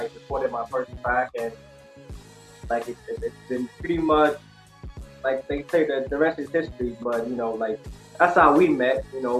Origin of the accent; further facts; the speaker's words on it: Kenya; moved away as an adult; also born or lived in Kansas, United States; I was born and raised in Kenya.